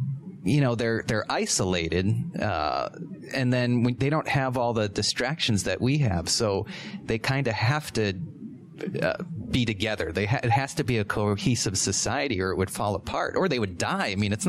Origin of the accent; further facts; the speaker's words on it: New Hampshire, United States; I was born in New Hampshire, but still by the seacoast, and I've never lived at altitude.